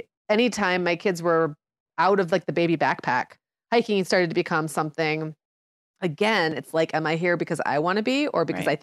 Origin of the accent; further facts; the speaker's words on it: Michigan, United States; I grew up in the Upper Peninsula of Michigan where there was, you know, crazy amounts of snowfall, sub-zero temperatures all the time.